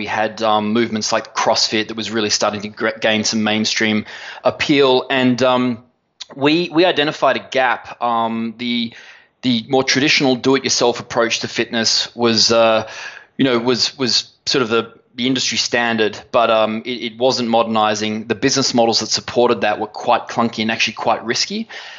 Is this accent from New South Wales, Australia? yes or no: yes; Sydney, New South Wales, Australia; we're originally from Sydney, Australia.